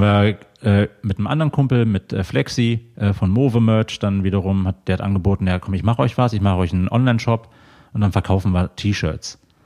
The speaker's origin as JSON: {"language": "German", "town": "Mönchengladbach", "region": "North Rhine-Westphalia", "country": "Germany", "tie": "born or raised there", "moved": "as an adult", "lives_now": "Cologne, Germany", "said": "ich komme gebürtig aus der Ecke von Mönchengladbach."}